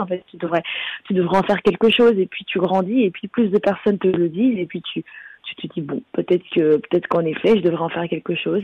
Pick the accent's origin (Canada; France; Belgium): Belgium; j'ai grandi en Belgique